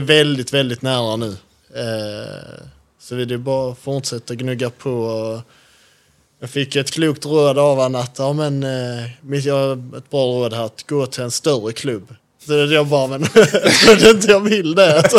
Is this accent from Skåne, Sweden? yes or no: yes; Skåne, Sweden; moved away; jag är från Skåne